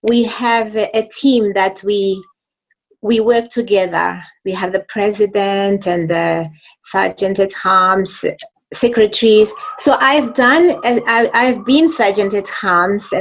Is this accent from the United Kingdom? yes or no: no; Mozambique; also born or lived in Zimbabwe; now in Harare, Zimbabwe; I've been living in Zimbabwe for many years, but I'm from Mozambique